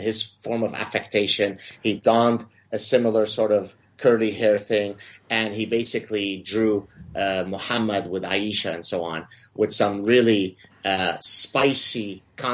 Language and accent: English; Lebanon; moved away; it sort of reminds me of my hometown